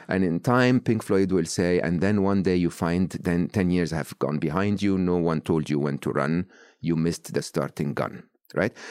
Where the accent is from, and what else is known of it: Egypt; born or raised there